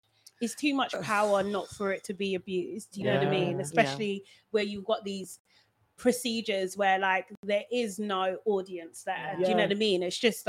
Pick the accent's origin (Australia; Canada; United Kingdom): United Kingdom; I'm British born, British raised. Like, I don't know my language. Yes, it gets to me sometimes. I'm just like, my pronunciation is off or whatever, that kind of thing, or I don't know certain words and stuff.